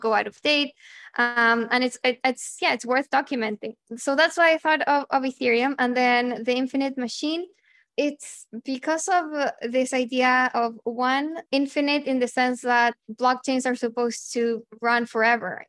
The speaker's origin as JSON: {"language": "English", "country": "Chile", "tie": "born or raised there", "also_born_or_lived": "Argentina", "moved": "as an adult", "said": "growing up in Chile"}